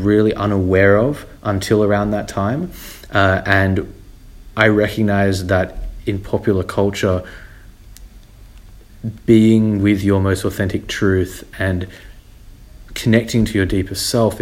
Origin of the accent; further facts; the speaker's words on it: Sydney, New South Wales, Australia; I'm from Sydney, Australia